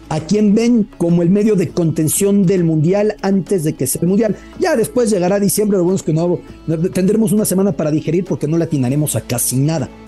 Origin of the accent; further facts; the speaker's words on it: Mexico; E imposible decir que nos hemos acercado completamente a Qatar como mexicanos